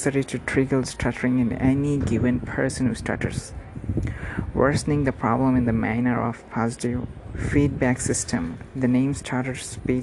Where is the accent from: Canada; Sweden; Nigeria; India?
India; from India